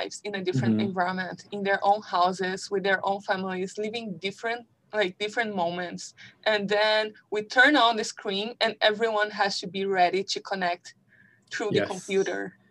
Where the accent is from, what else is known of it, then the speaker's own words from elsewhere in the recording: Brazil; moved away; I came from Brazil